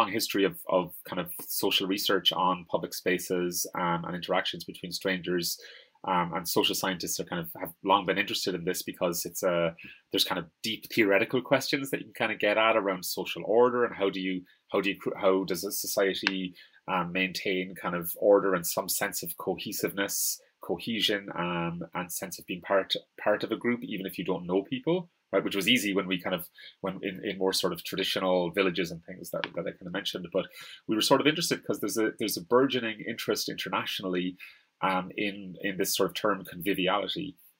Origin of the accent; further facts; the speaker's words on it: Ireland; like I'm Irish. And you can't say like Ireland is like white, you know, pasty people or whatever.